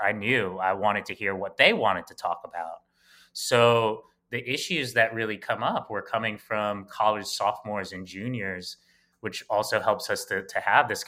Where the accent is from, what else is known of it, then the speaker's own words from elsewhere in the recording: New York City, New York, United States; we grew up in Bed-Stuy, Brooklyn